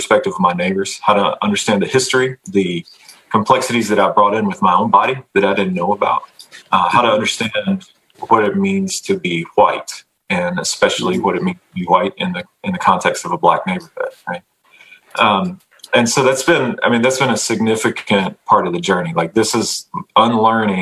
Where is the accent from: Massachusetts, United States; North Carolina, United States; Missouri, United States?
North Carolina, United States; Fuquay-Varina; also born or lived in Charlotte, North Carolina / East St. Louis, Illinois; I grew up in North Carolina, right outside of Raleigh, in a little tobacco town called Fuquay Varina